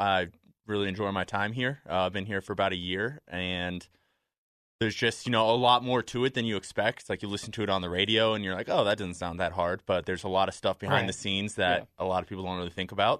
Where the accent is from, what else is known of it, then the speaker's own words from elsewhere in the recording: Arizona, United States; Yeah, I grew up in Arizona my whole life, pretty much. Moved there when I was like 6 months old.